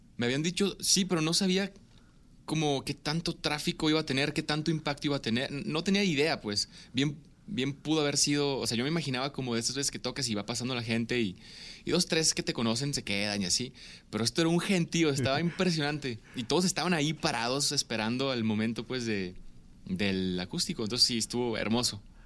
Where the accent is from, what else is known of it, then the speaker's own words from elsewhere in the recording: Ciudad Obregón, Sonora, Mexico; now in Guadalajara, Mexico; nací en Ciudad Obregón, Sonora